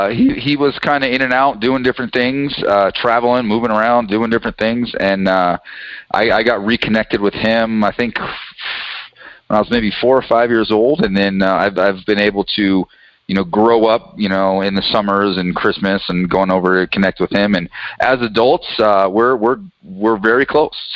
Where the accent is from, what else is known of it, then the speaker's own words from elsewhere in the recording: Colorado, United States; also born or lived in New Mexico; so I've been blessed with the opportunity to grow up in, in Colorado.